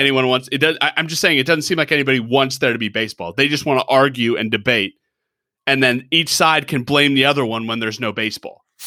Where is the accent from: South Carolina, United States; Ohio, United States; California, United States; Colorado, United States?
Colorado, United States; Denver; I grew up in Denver